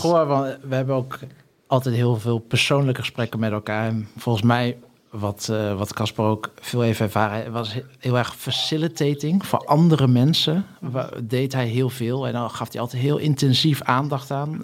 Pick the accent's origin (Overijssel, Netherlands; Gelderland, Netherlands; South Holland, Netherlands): Gelderland, Netherlands; Hummelo; moved away; also born or lived in Singapore; ik ben opgegroeid in Hummelo, een plaatsje in de Achterhoek